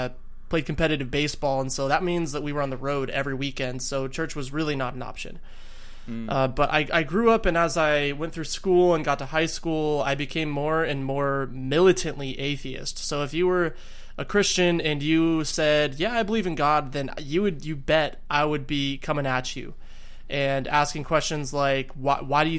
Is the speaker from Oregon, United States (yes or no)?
no; Arizona, United States; I hail from Arizona